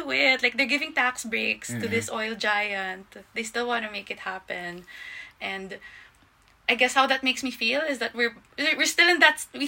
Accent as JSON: {"language": "English", "country": "Philippines", "said": "as a Filipino, that's my home"}